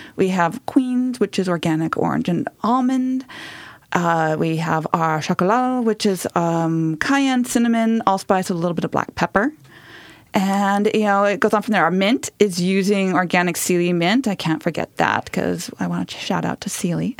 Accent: Southern California, United States; moved away; I grew up in Southern California, where you don't get a lot of winter

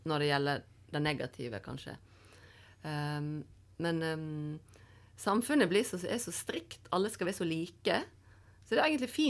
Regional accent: Voss, Vestland, Norway; now in Oslo, Norway; men det er jo sånn hver gang jeg hadde vært hjemme på Voss og kom tilbake til Oslo igjen, jeg bodde her.

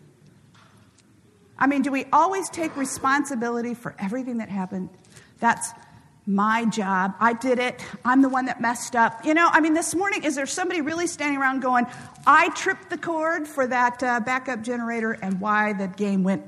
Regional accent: Kansas City, Missouri, United States; I'm from Kansas City

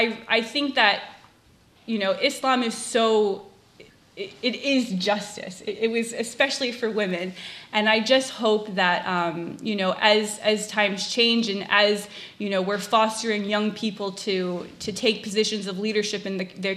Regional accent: Massachusetts, United States; first language English; I'm a liberal white lady from Massachusetts

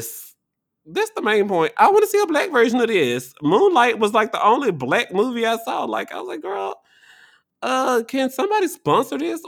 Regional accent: Tennessee, United States; now in Washington, D.C., United States; My home state, Tennessee

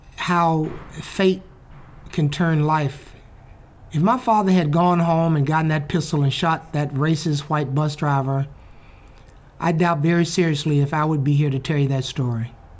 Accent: Birmingham, Alabama, United States; Birmingham, Alabama, my hometown

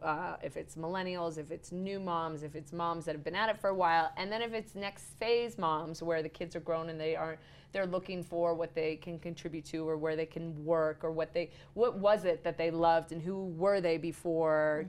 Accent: Arizona, United States; also born or lived in California; now in Park City, United States; I grew up in Arizona, and then I loved living at the beach.

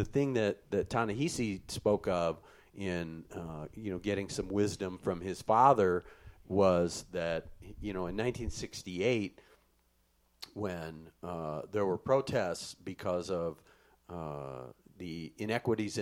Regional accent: Midwest, United States; When I was a kid growing up in the Midwest in a small farm town

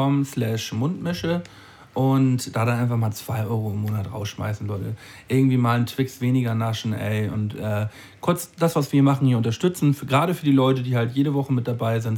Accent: a village next to Dollerup, near Flensburg, Schleswig-Holstein, Germany; ein, ein, Dorf weiter von meinem Dorf so, wo ich, wo ich herkomme.

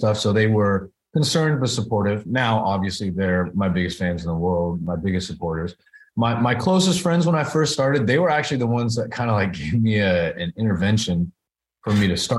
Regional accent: Bay Area, California, United States; moved away as an adult; also born or lived in New York / Los Angeles; raised in the Bay Area. Grew up there

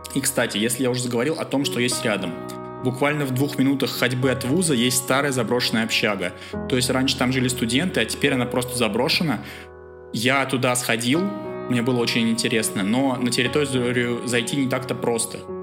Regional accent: Russia; moved away as an adult; now in Bulgaria; я из России

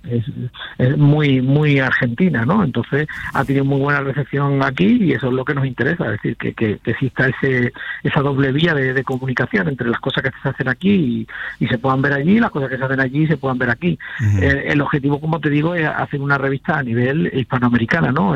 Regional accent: Seville, Andalusia, Spain; accent: Sevillian; yo soy sevillano

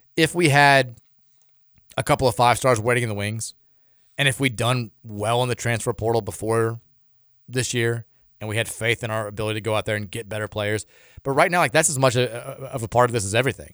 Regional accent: Louisville, Kentucky, United States; we're all Louisvillians

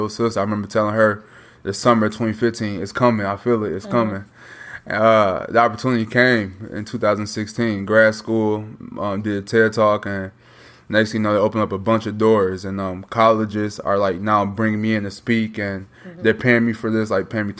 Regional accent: Minnesota, United States; born or raised there; moved away as an adult; also born or lived in Chicago, Illinois; now in Little Rock, United States

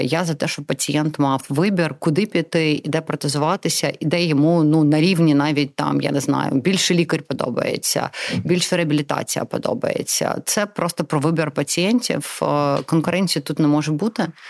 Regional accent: Crimea, Ukraine; first language Russian; Ukrainian is a second language; moved away; also born or lived in Donetsk, Ukraine; я народилася в Донецьку. Я виросла в Криму

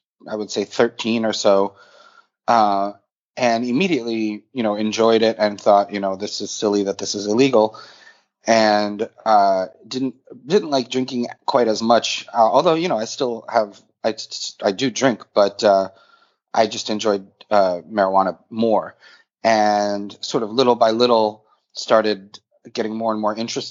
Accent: Boston, Massachusetts, United States; also born or lived in St. Petersburg, Russia; now in New York City, United States; I was born in St. Petersburg, Russia. I grew up in Boston and live in New York City for the last 20 years.

